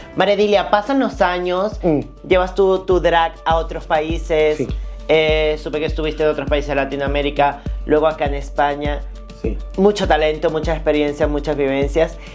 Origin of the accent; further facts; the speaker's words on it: Venezuela; somos los venezolanos